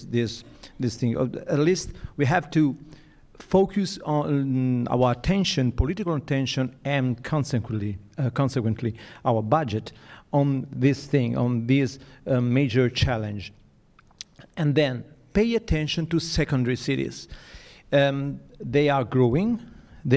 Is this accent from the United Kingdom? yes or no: no; Italy; I come from Italy, I come from Europe